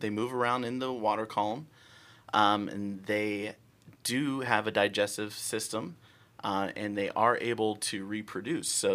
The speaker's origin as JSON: {"language": "English", "town": "Pittsburgh", "region": "Pennsylvania", "country": "United States", "moved": "yes", "lives_now": "Florida, United States", "said": "I'm originally from Pittsburgh, Pennsylvania"}